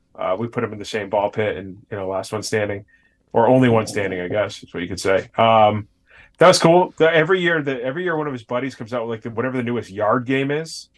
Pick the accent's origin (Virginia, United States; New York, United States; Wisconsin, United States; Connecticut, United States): Connecticut, United States; grew up on the other side of the state where, like, it, I didn't even know about New Haven pizza till I was, like, an adult